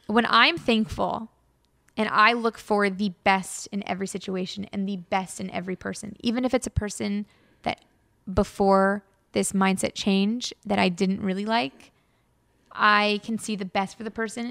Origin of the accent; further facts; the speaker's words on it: Los Angeles, California, United States; now in Bay Area, United States; born and raised in Los Angeles